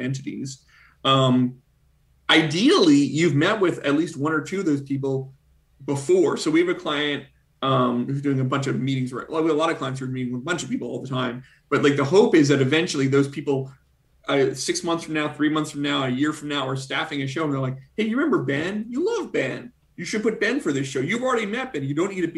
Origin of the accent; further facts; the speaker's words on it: Canada; now in United States; as a Canadian who recently became an American citizen